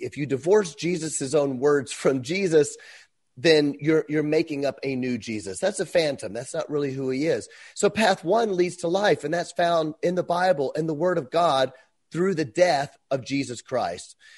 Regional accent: Memphis, Tennessee, United States; moved away as an adult; I'm from Memphis

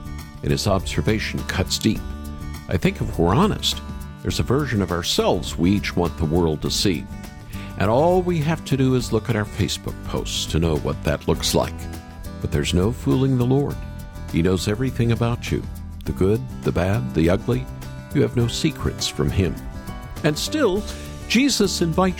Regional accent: United States; accent: American; as you can tell from my American accent, I am not British

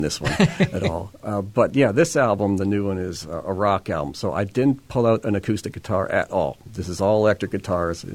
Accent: Winnipeg, Manitoba, Canada; now in Manitou, Canada; I'm from Winnipeg. I lived there for the first 48 years of my life.

